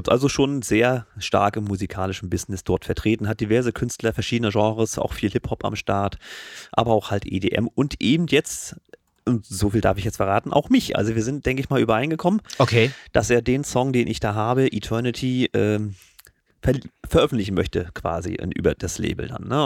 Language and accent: German; Mecklenburg-Vorpommern, Germany; Ich komme auch aus Meckpomm